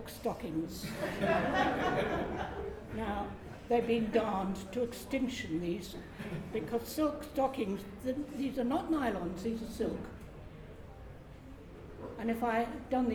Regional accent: Moreton on Thames, England, United Kingdom; also born or lived in Wimbledon; I was born in Moreton on Thames, so I've lived here all my life, apart from the 4 years of the war

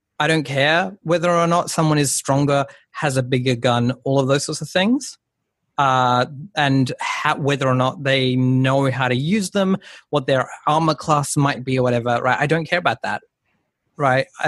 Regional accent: Darwin, Northern Territory, Australia; I was born in Darwin

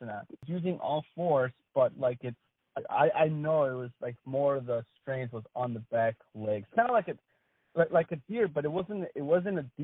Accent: Wisconsin, United States; I grew up in Wisconsin

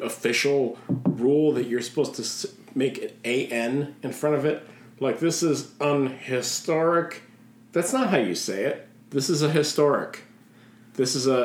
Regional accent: Schaumburg, Illinois, United States; I am from Schaumburg.

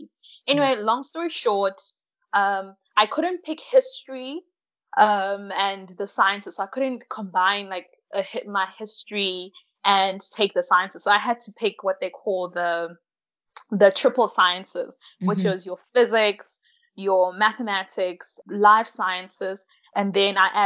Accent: KwaZulu-Natal, South Africa; also born or lived in Malawi; I am from Malawi, but now I'm living and studying in South Africa. So I came to South Africa when I was pretty young. I think I was about 6 or 7

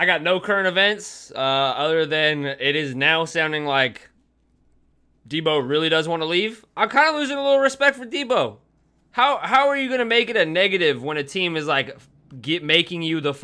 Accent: California, United States; I'm from California

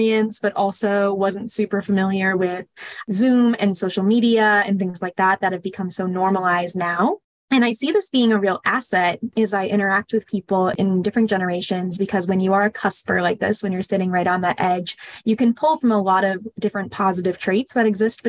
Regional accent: Cleveland, Ohio, United States; moved away as an adult; also born or lived in Chicago, Illinois; now in North Carolina, United States; I am originally from Cleveland, Ohio. I grew up in a suburb in the Midwest

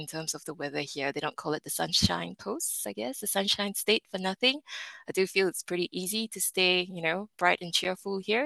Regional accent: Malaysia; moved away as an adult; also born or lived in Melbourne, Australia; now in Brisbane, Australia; I was an international student. I came from Malaysia.

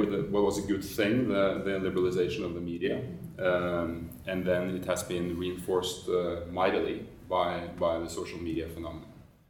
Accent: Norway; when I grew up in Norway in kind of the 70s

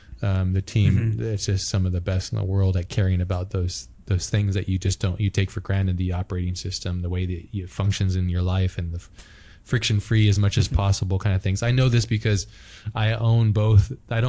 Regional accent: Hawaii, United States; I grew up in Hawaii too. So like Japanese culture is like deeply connected to Hawaii as well.

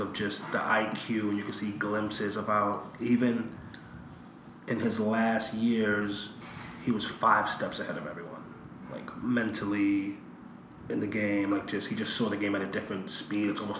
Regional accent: New York, United States; also born or lived in Puerto Rico; I was from New York.

